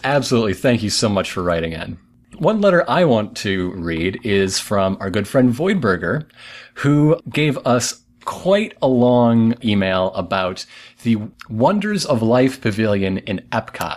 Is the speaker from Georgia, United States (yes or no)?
no; Flint, Michigan, United States; I'm from Flint